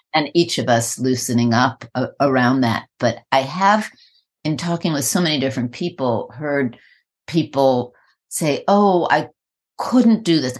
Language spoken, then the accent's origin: English; New York, United States; I'm from New York